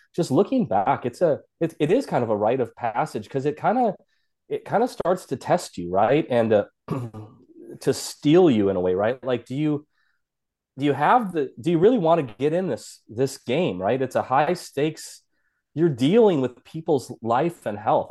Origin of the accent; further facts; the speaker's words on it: South Dakota, United States; I'm from South Dakota, this kinda small, you know, small state